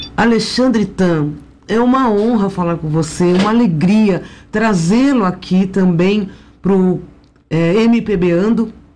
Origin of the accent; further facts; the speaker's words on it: São Paulo, Brazil; amo minha terra